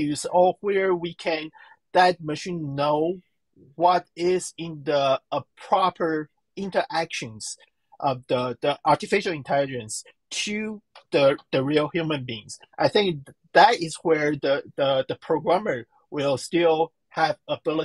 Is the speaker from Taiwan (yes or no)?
yes; Taiwan; I'm from Taiwan, I'm a Chinese.